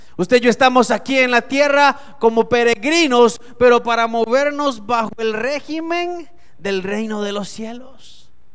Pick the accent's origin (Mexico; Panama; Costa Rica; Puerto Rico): Costa Rica; La cédula dice que yo soy costarricense. Yo sé que por la cara parezco europeo, pero soy costarricense.